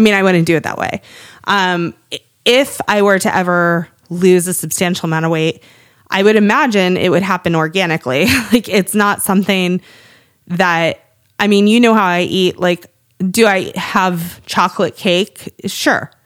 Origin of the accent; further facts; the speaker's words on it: Cape Cod, Massachusetts, United States; moved away; I am from Cape Cod